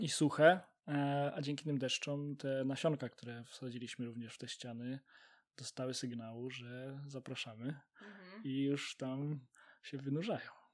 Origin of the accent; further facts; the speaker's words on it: Poznań, Greater Poland, Poland; całe nasze życie e, w Poznaniu